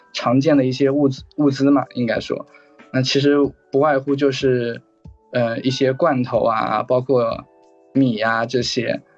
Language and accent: Chinese; Zhejiang, China; 嗯，我是浙江人，然后工作的话目前是待业